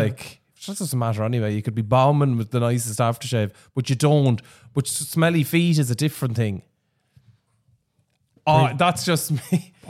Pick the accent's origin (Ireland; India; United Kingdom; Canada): Ireland; Laois; We grew up in the Midlands and Leash.